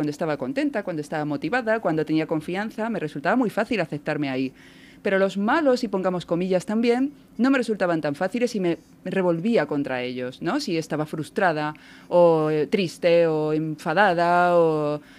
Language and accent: Spanish; Balearic Islands, Spain; also born or lived in Córdoba / La Mancha; now in Barcelona, Spain; crecí en Baleares